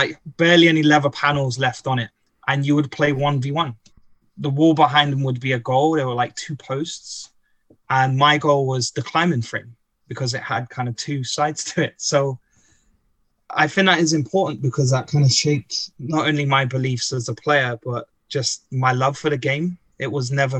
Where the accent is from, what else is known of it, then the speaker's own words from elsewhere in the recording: London, United Kingdom; moved away as an adult; now in London, Ontario, Canada; I'm actually from Tottenham, which is a part of London in the north. Is actually traditionally quite a poor part of London, although like many global cities, there are some instances of gentrification creeping in. But I grew up there